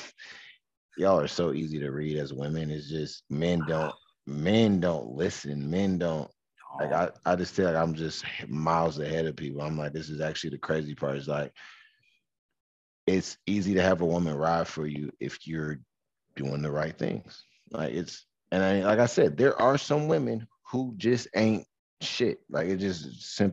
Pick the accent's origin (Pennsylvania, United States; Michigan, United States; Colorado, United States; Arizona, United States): Michigan, United States; how I was raised in Michigan